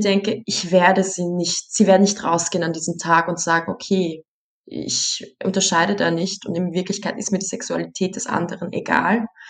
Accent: Vienna, Austria; meine Familie kommt aus Bosnien, ich selbst bin als Erste in Wien geboren und hier groß geworden.

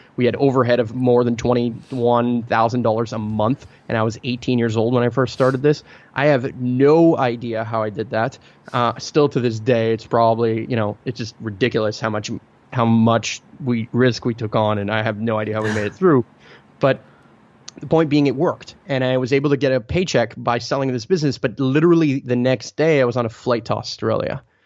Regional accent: Montreal, Quebec, Canada; born or raised there; first language Italian; English is a second language

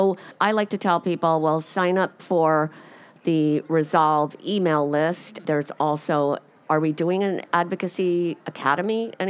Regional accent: New Jersey, United States; for the Fertility and Sterility podcast. I'm from New Jersey

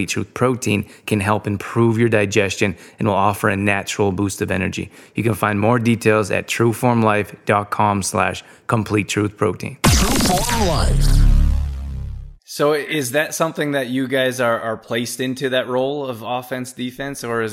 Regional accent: Calgary, Alberta, Canada; I grew up in Calgary

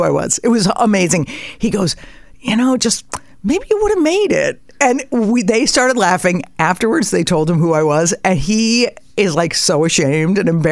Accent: Connecticut, United States; I grew up in Connecticut

